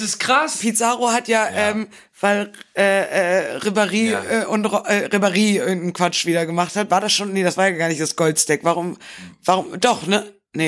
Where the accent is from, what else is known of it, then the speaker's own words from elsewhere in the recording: Bremen, Germany; als gebürtige Bremerin